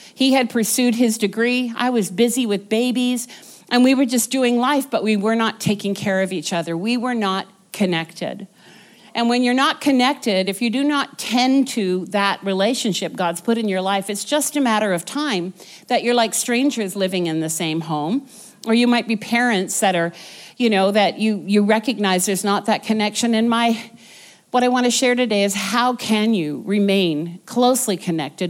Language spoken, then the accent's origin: English; Vancouver, British Columbia, Canada; moved away as an adult; we were from Vancouver, born and raised in Vancouver